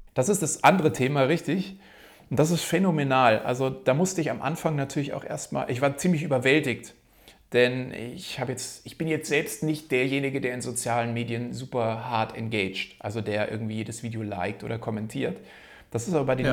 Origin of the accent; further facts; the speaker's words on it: Munich, Bavaria, Germany; komme hier aus München